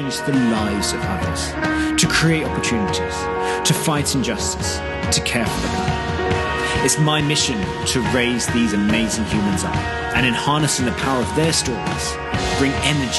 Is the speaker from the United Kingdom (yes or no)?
yes; United Kingdom; As a British person, you don't find that you are exposed to a country like Guatemala growing up